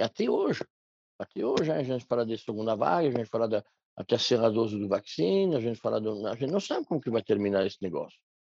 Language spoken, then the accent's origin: Portuguese; Loire Valley, France; Portuguese is a second language; moved away as an adult; now in Brazil; Eu nasci no interior na França, numa cidade pequena